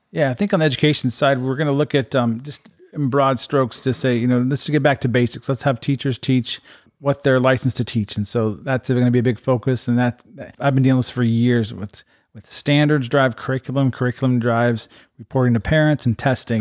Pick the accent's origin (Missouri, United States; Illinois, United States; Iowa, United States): Iowa, United States; Urbandale; moved away as an adult; also born or lived in Japan / Las Vegas; I grew up in Urbandale. Um, went to Urbandale High School, graduated